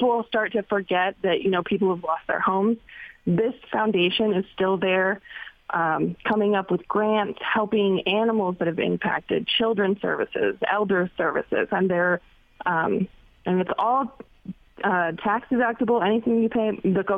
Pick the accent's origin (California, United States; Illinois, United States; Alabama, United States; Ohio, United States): California, United States; Paradise; moved away; I'm from Paradise, California, which was the Northern California town that was completely destroyed 2 years ago by the campfire.